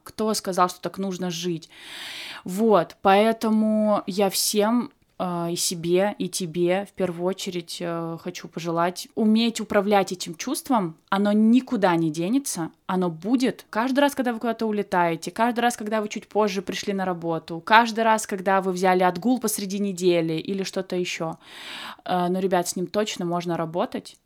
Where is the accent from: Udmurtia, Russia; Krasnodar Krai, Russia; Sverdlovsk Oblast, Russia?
Krasnodar Krai, Russia; moved away; у меня, например, было кубановедение, потому что я с Кубани